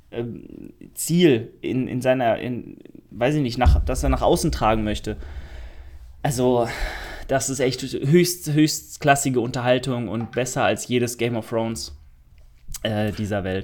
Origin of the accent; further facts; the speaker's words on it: Karlsruhe, Baden-Württemberg, Germany; Ich komme aus Karlsruhe